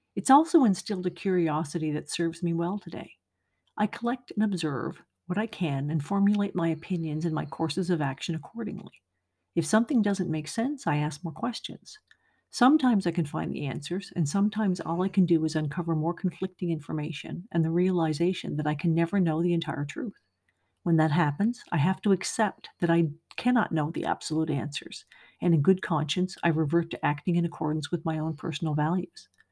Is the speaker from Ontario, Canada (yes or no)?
no; Nova Scotia, Canada; moved away; also born or lived in Montreal area, Quebec; I grew up in Nova Scotia and moved to the Montreal area